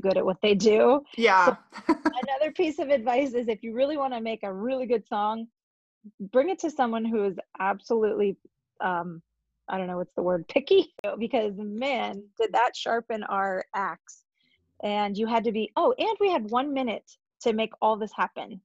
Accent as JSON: {"language": "English", "region": "Northwest Pennsylvania", "country": "United States", "tie": "born or raised there", "also_born_or_lived": "Ohio", "said": "I'm from Northwest Pennsylvania, um, originally born in Ohio, but I moved here when I was six. And I grew up in a really musical family"}